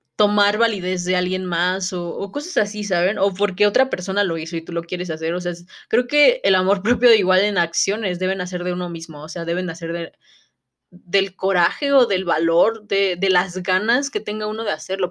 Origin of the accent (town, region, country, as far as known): Mexico